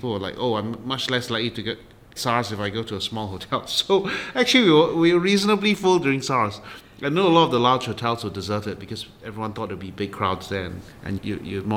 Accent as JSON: {"language": "English", "country": "Singapore", "said": "a Singaporean going to London"}